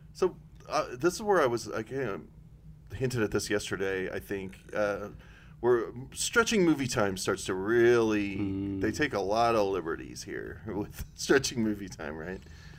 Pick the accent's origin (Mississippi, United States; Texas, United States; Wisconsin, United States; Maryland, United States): Wisconsin, United States; I'm from Wisconsin.